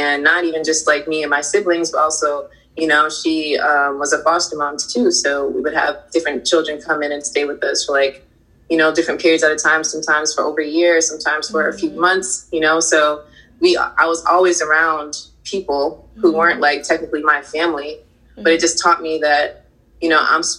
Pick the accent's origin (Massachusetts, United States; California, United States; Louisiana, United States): Massachusetts, United States; Boston; I grew up in Boston, and Boston was a very, like, it was segregated